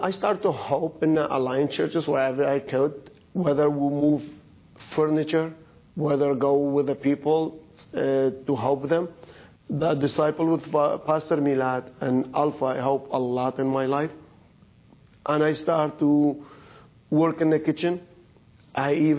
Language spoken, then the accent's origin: English; Iraq; now in Canada; I am from Iraq. I come to Canada 25 years ago